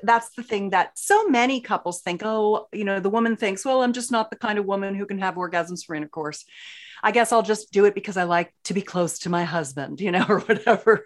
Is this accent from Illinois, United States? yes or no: no; Philadelphia, Pennsylvania, United States; now in San Diego, United States; I grew up in Philly